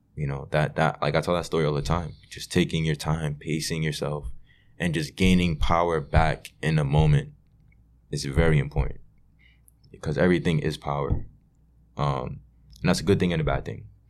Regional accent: New York City, New York, United States; growing up in Brooklyn

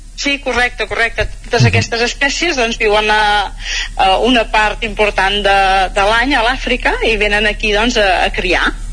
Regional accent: Mollà, Catalonia, Spain; now in Castellterçol, Spain; jo sóc de Mollà, ara visc a Castell Tarsal però tot havia viscut a Mollà i quan era més jove

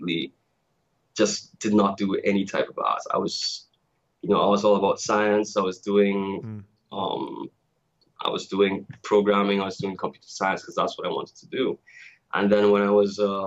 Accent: Tobago, Trinidad & Tobago; I'm originally from Trinidad and Tobago. And for those who don't know, that's a twin island republic. It's the last two islands in the Caribbean chain. We have a population of maybe 1.3 million. And I grew up in Tobago

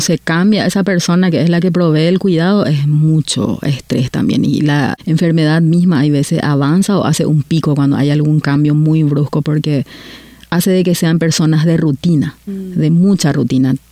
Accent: Paraguay; moved away as an adult; now in Canada; vengo de Paraguay y hace nueve años que estoy viviendo en, Canadá

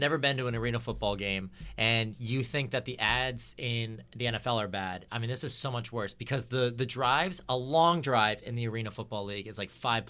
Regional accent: United States; because we're American

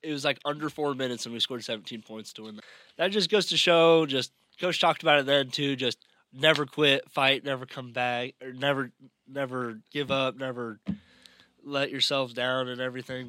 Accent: Overton, Nebraska, United States; now in Hastings, United States; my hometown league in Overton

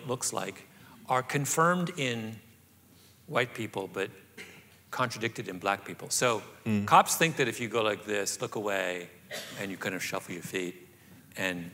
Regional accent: rural Southern Ontario, Canada; moved away; I grew up in rural Southern Ontario

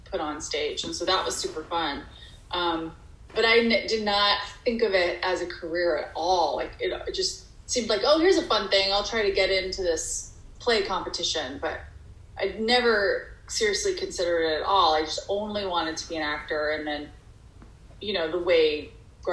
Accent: Dallas, Texas, United States; moved away as an adult; also born or lived in Arkansas / Massachusetts; now in Los Angeles, United States; I was born in Dallas

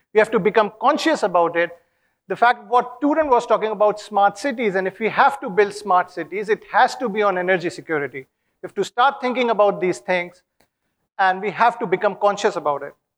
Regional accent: Kanpur, Uttar Pradesh, India; now in Sydney, Australia; I come from Kanpur

